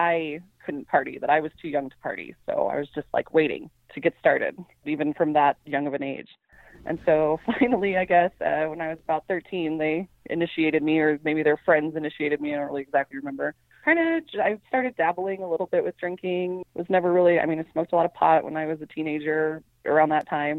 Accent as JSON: {"language": "English", "town": "Prescott", "region": "Arizona", "country": "United States", "said": "I'm from Prescott, Arizona, which is a little town in northern Arizona"}